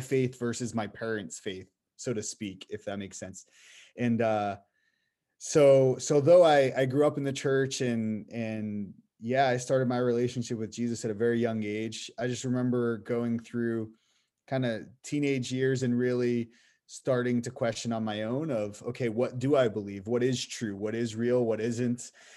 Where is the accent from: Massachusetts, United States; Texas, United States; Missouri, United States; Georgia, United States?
Massachusetts, United States; Boston; moved away; I'm from Boston area